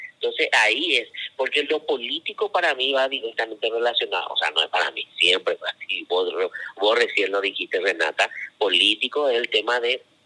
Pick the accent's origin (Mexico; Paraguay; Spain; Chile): Paraguay